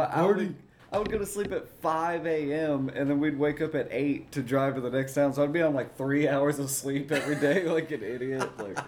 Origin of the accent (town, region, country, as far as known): Montgomery, Alabama, United States; born or raised there; also born or lived in Columbia, Tennessee